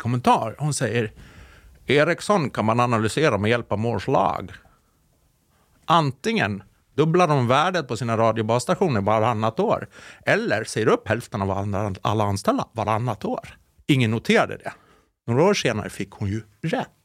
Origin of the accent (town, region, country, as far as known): Sollentuna, Stockholm County, Sweden; born or raised there